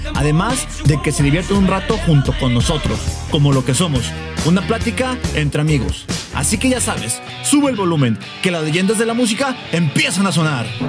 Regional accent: Guadalajara, Jalisco, Mexico; nosotros somos de Guadalajara

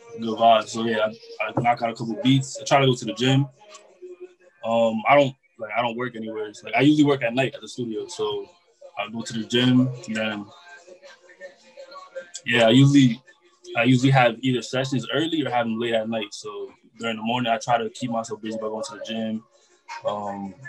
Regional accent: Clifton, New Jersey, United States; I'm from Clifton, New Jersey.

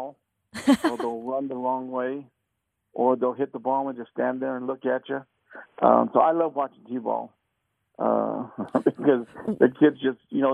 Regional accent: Las Vegas, Nevada, United States; I was born and raised here in Las Vegas

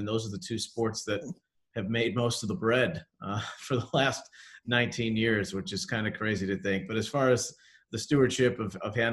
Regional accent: Cleveland, Ohio, United States; growing up in Cleveland

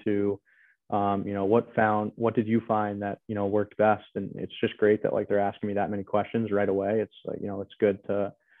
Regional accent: New York, United States; now in Massachusetts, United States; I'm originally from New York, now living in Massachusetts

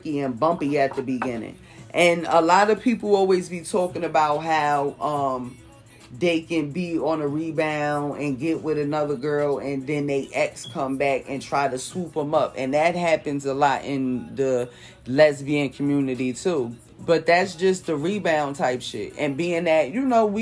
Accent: Jersey City, New Jersey, United States; moved away as an adult; also born or lived in Newark, New Jersey / Irvington, New Jersey; now in California, United States; I'm from Jersey City

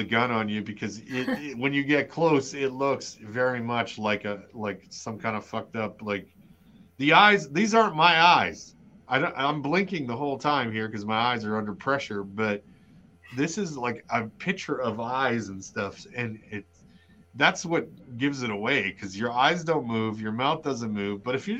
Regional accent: Utah, United States; I'm from Utah.

